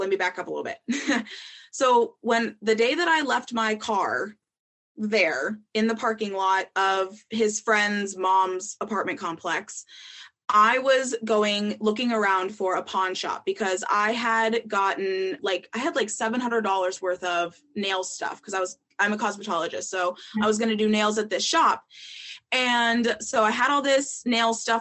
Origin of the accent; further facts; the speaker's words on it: Minnesota, United States; moved away as an adult; I was from Minnesota, that I hadn't been there that long